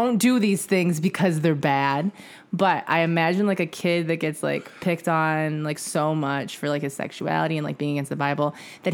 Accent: Midwest, United States; I'm from the Midwest.

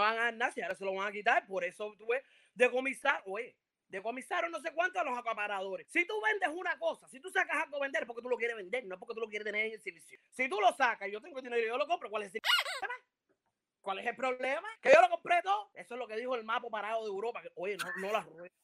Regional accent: Cuba; moved away as an adult; now in United States; nosotros los cubanos

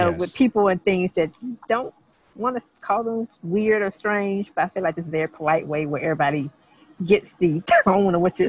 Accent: the South, United States; I know for me as a Southerner

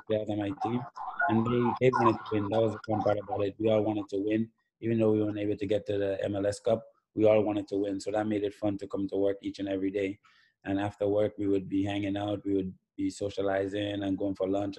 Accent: Grenada; even as a young boy growing up in Grenada

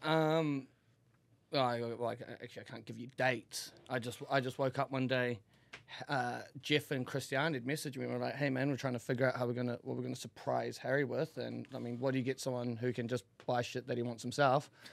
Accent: Auckland, New Zealand; I grew up in a, the biggest town in New Zealand, Auckland

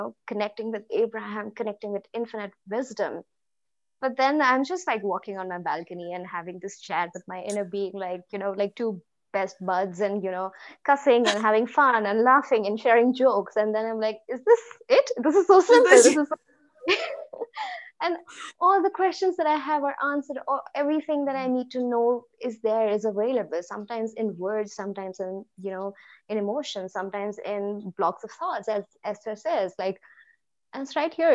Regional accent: India; I'm from India

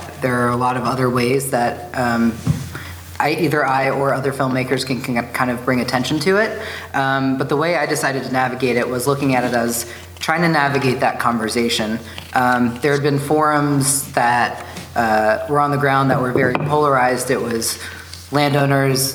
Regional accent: Southern Virginia, United States; now in Bozeman, United States; I grew up in Southern Virginia.

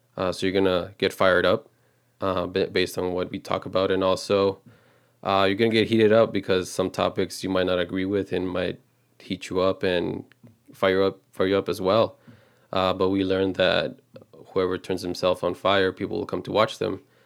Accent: Texas, United States; we're just a regular couple, um, born and raised in Texas

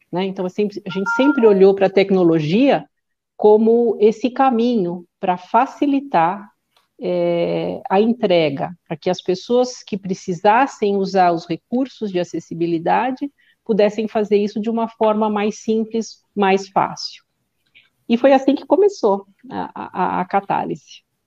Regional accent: São Paulo, Brazil; eu sou do Ipiranga, e morei lá muitos anos

